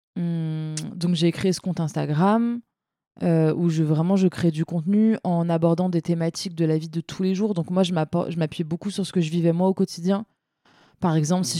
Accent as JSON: {"language": "French", "area": "Seine-Saint-Denis", "region": "Île-de-France", "country": "France", "tie": "born or raised there", "said": "j'ai grandi en Seine-Saint-Denis."}